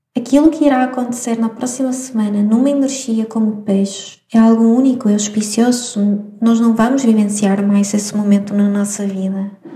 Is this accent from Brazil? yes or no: no; Madeira, Portugal; moved away as an adult; also born or lived in Venezuela; now in Porto, Portugal; eu nasci na Venezuela, mas morei ah, na Madeira durante muitos anos. Vim estudar para o Porto e fiquei cá no Porto, mas eu sou madeirense